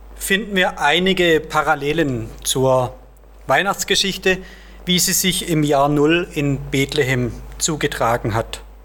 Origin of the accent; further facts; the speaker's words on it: Heilbronn district, Baden-Württemberg, Germany; moved away; In meinem Heimatdorf zum Beispiel, es zählt zum Landkreis Heilbronn